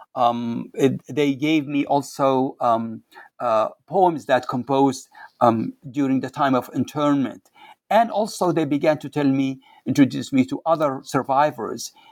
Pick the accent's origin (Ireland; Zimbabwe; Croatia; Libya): Libya; English is a second language; moved away as an adult; also born or lived in Cairo, Egypt / Seattle, United States; now in United States; I'm from Libya, originally from Libya